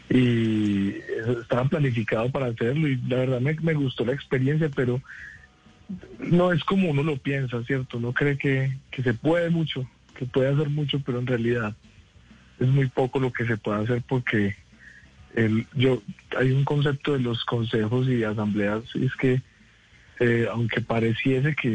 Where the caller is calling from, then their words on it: Armenia, Quindío, Colombia; de Armenia.